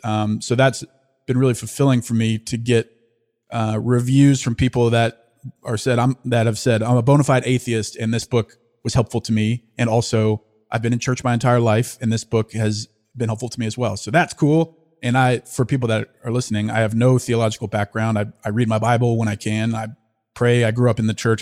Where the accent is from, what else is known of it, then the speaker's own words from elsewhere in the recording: Louisiana, United States; also born or lived in Fayetteville, Arkansas / Austin; now in Dallas, United States; I grew up in Louisiana.